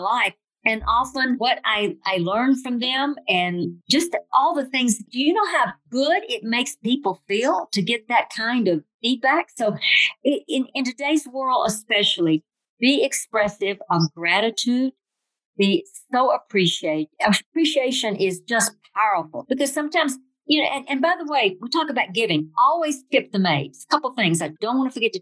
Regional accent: Flat Rock, Tennessee, United States; also born or lived in California; I grew up in Tennessee, in Flat Rock, Tennessee.

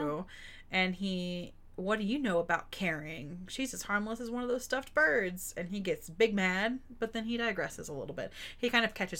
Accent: Texas, United States; I'm from Texas

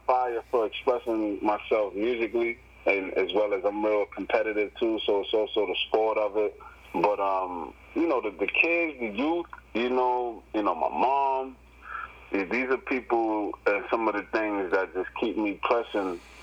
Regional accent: New York City, New York, United States; I come from the Bronx

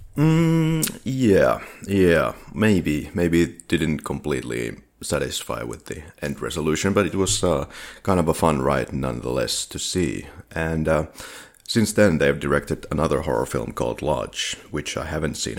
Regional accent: Finland; English is a second language; we are from Finland

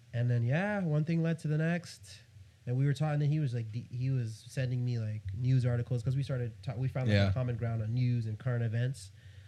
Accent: New York, United States; I'm from New York

